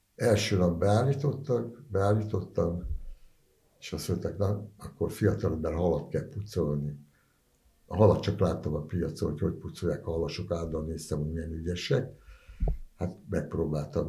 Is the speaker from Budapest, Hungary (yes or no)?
yes; Budapest, Hungary; ott a Kőbányán 10. keretben nőttem föl